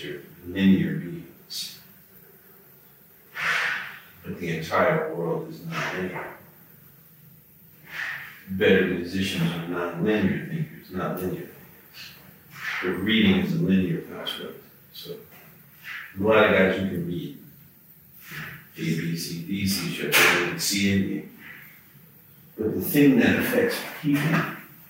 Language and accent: English; New Orleans, Louisiana, United States; moved away as an adult; also born or lived in New York; I'm from New Orleans. I grew up uptown